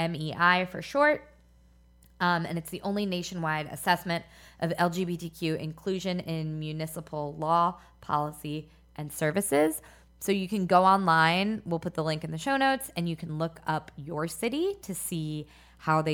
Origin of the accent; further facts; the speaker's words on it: Philadelphia, Pennsylvania, United States; Philadelphia is where I spent most of my youth